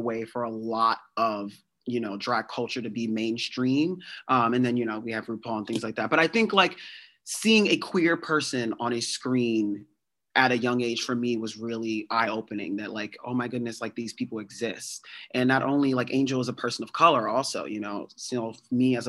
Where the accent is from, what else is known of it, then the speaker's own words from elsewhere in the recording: New Jersey, United States; growing up in Jersey